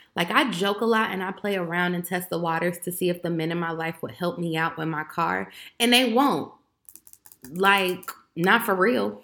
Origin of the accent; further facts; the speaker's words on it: Chicago, Illinois, United States; I'm from Chicago, Illinois